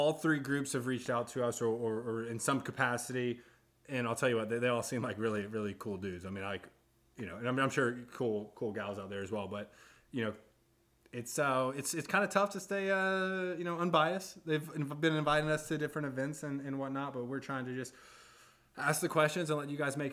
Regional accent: the South, United States; I'm from the South.

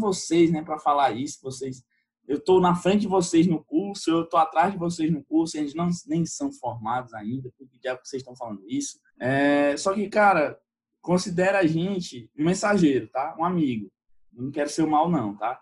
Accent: Teresina, Piauí, Brazil; eu sou do Piauí, sou da capital do Piauí

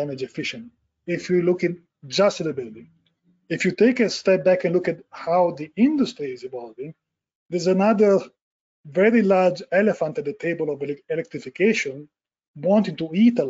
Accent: Italy; moved away as an adult; now in United States; I was born and raised in Italy, and we practiced architecture for almost 10 years before moving the company to the US

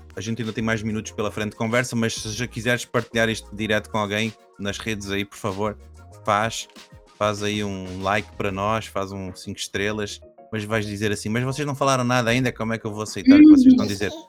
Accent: Caldas da Rainha, Centro, Portugal; also born or lived in Brazil; eu nasci no Brasil, mas quando era muito pequenino, eu vim para Portugal. E eu não era aqui do norte, eu fui lá para as Caldas da Rainha

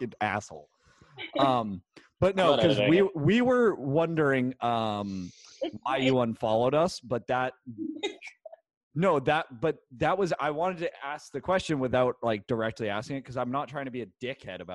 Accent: Georgetown, United States; moved away as an adult; now in Nashville, United States; growing up in Georgetown

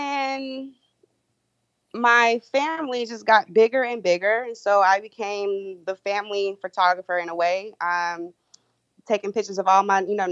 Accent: Columbia, South Carolina, United States; moved away as an adult; now in Charleston, United States; I am from Columbia, South Carolina, currently residing in the Charleston area

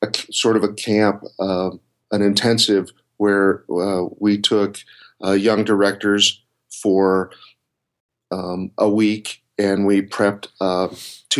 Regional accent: Colorado, United States; moved away as an adult; also born or lived in Florida; I grew up in Colorado, and I went to school at the University of Colorado

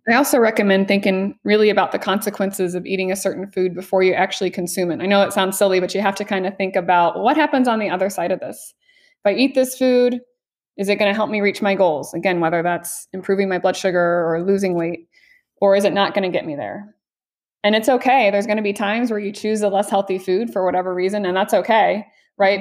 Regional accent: Missouri, United States; now in Las Vegas, United States; I'm from Mid-, Missouri originally

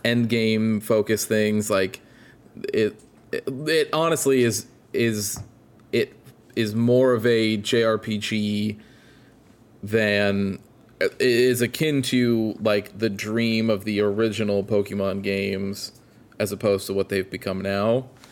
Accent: Illinois, United States; moved away; my hometown where I grew up in Illinois

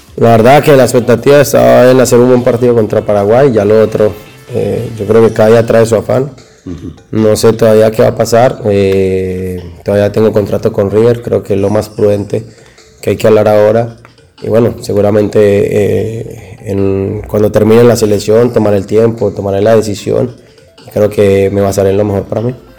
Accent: Colombia; como colombiano

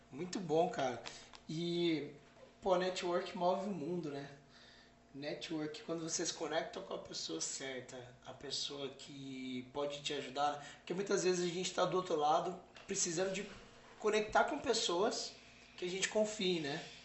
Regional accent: Brazil; sou do Brasil

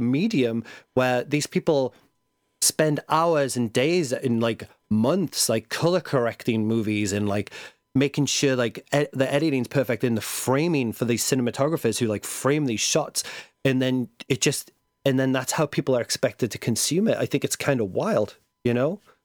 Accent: England, United Kingdom; being English.

